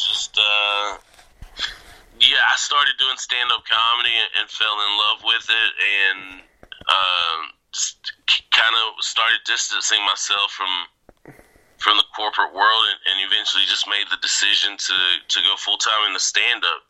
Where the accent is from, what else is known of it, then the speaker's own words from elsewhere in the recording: Georgia, United States; moved away as an adult; also born or lived in Japan / Seattle, Washington; now in Los Angeles, United States; I grew up in Georgia